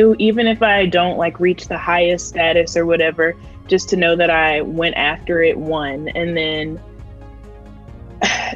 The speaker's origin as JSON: {"language": "English", "region": "Mississippi", "country": "United States", "said": "I'm from Mississippi"}